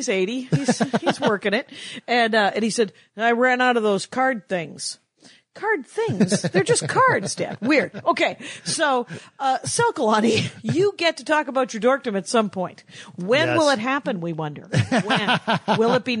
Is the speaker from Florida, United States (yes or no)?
no; outside of Milwaukee, Wisconsin, United States; moved away as an adult; also born or lived in Madison / Minneapolis; But in 90, I moved to Minneapolis. And I'm from outside of Milwaukee. I'm from in between Milwaukee and Illinois.